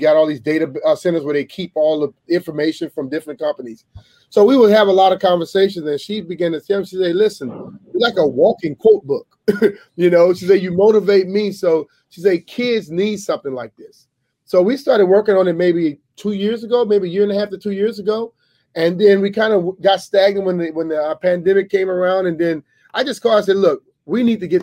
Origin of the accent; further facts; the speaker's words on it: Louisiana, United States; I grew up in Louisiana